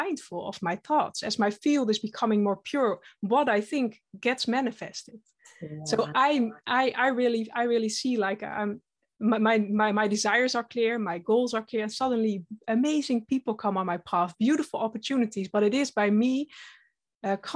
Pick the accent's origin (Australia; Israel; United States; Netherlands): Netherlands; I'm from the Netherlands, Dutch